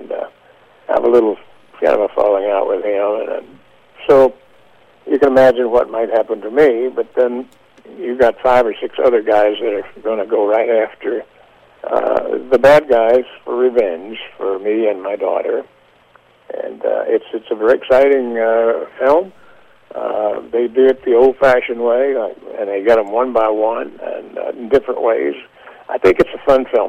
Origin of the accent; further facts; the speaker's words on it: United States; moved away as an adult; also born or lived in Kentucky / Tennessee; I was raised there in Kentucky and Tennessee